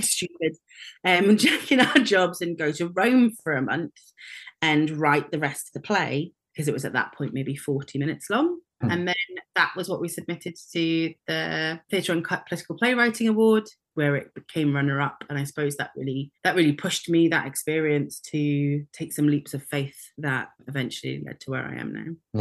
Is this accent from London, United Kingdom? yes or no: no; North Wales, United Kingdom; when I was very, very small, we moved to North Wales and I was educated in North Wales at school there and learnt Welsh.